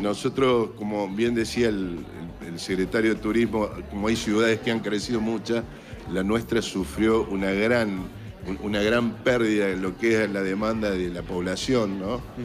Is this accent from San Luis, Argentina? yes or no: yes; Justo Daract, San Luis, Argentina; yo soy de Justo Darac, San Luis